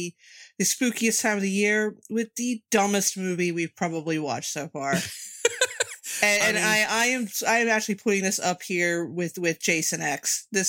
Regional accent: New Jersey, United States; And I'm from New Jersey, so we've got all kinds of accents just butting heads with each other here.

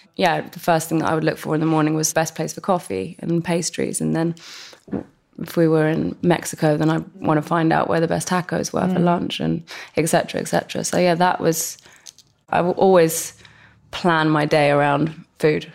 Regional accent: London, United Kingdom; growing up in West London

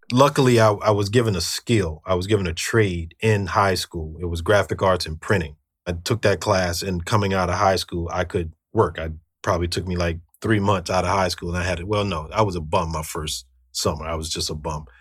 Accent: Washington, District of Columbia, United States; moved away as an adult; also born or lived in Prince George's County, Maryland / New York; now in Marlboro, New Jersey, United States; I was born and raised in Washington, D C, soon moved to Prince George's County

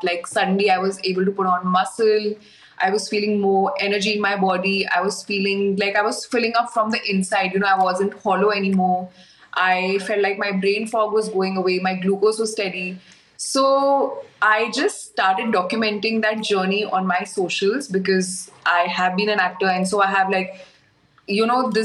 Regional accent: India; also born or lived in Middle East / Mumbai; now in Goa, India; I am from India. I've lived in India most of my life, other than a few years in the Middle East

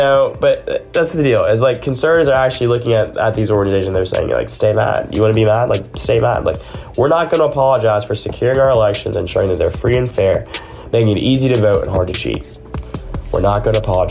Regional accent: Augusta, Georgia, United States; moved away as an adult; also born or lived in Alabama; I am from Georgia. Literally, born and raised in Augusta, home of the Masters

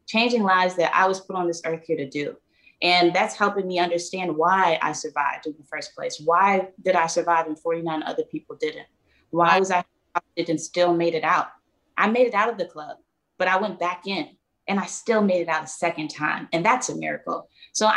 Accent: Philadelphia, Pennsylvania, United States; born and raised in Philly

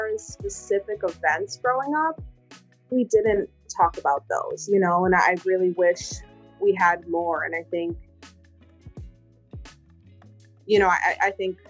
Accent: Wheaton, United States; I grew up in Wheaton, and it's a very white, upper middle class suburb

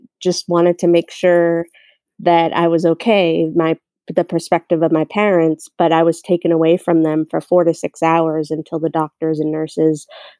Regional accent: Boston, Massachusetts, United States; I grew up in Boston, Massachusetts

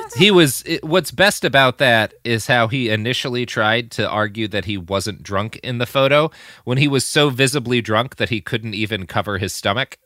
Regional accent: United States; as an American

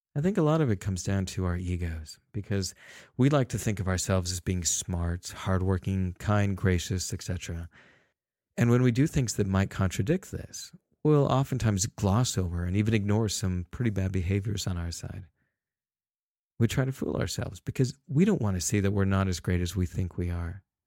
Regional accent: Salt Lake City, Utah, United States; I was born in Salt Lake City

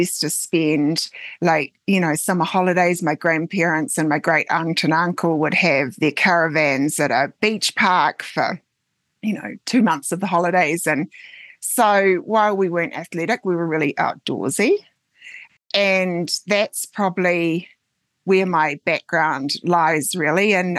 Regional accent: West Coast, New Zealand; moved away as an adult; now in Colorado, United States; I'm from the West Coast in New Zealand

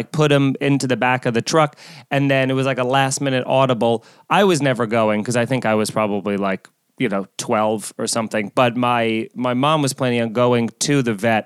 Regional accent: Long Island, New York, United States; I grew up in Long Island in a big pet household

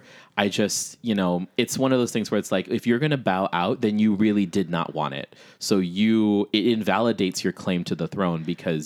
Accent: Chicago, Illinois, United States; Bitch, I'm from Chicago.

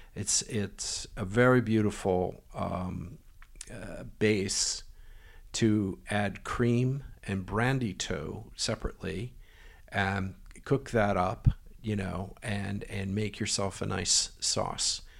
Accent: United States; moved away; being American

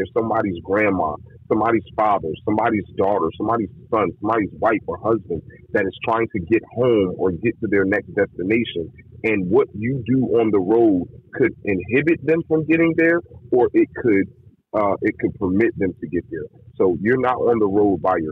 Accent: East Coast, United States; I'm from the East Coast

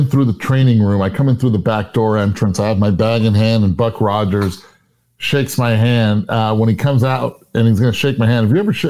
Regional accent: Puerto Rico; And I was raised in Puerto Rico. My baseball park in Puerto Rico was in Sports City, Roberto Clemente.

